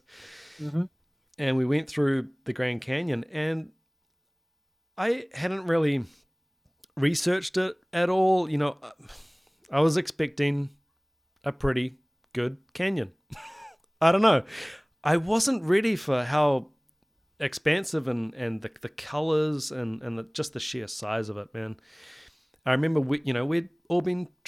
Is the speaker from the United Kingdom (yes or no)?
no; New Zealand; Coming, you know, from somewhere like New Zealand, which is very small